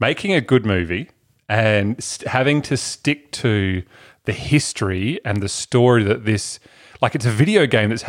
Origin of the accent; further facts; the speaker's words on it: Adelaide, South Australia, Australia; Adelaide, South Australia, which we're all from, except for Matt